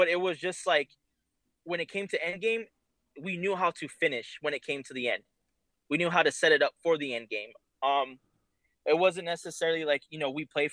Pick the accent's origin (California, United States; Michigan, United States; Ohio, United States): California, United States; we're all from California.